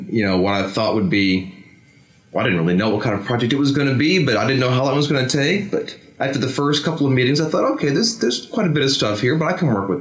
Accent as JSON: {"language": "English", "country": "United States", "moved": "yes", "said": "as an American"}